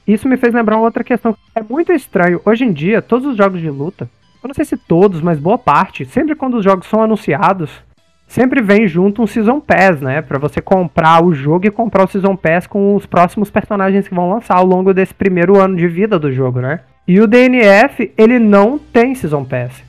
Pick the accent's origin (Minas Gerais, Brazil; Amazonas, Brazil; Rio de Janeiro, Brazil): Minas Gerais, Brazil; interior of; eu sou do interior de Minas